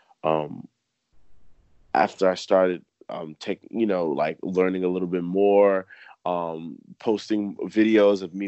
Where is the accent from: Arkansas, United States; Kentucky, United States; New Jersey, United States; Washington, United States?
New Jersey, United States; moved away as an adult; now in Philadelphia, United States; I'm originally from New Jersey and I'm out in Philly